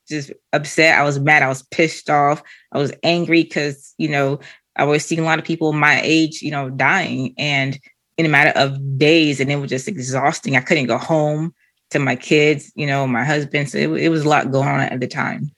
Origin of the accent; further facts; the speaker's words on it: Canada; moved away; also born or lived in Boston / Haiti; originally, I'm from Canada